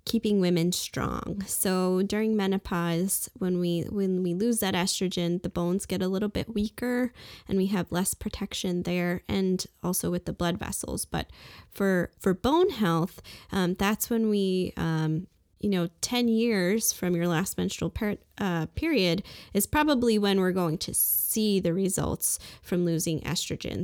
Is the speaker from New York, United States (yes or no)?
yes; Brooklyn, New York, United States; also born or lived in England / Saint Martin; now in Fargo, United States; I'm originally from Brooklyn, New York, and I, uh, lived in a few different places like England and Saint Martin